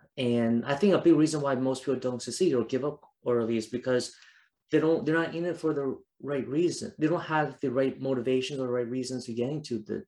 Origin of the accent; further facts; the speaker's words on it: Taiwan; I went to like my home country of Taiwan, went to South Africa.